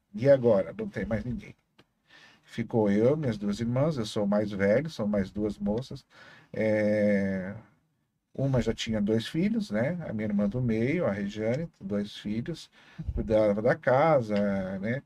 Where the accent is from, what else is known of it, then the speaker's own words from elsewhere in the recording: Foz do Iguaçu, Paraná, Brazil; eu lembro vagamente quando eu nasci, meu pai ainda trabalhava no Hotel das Cataratas. É, e depois veio morar na Vila Holanda. Ali nós moramos um tempo até que construiu a churrascaria